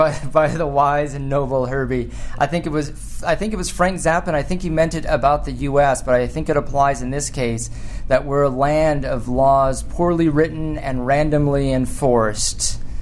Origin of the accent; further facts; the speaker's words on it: Canada; as a Canadian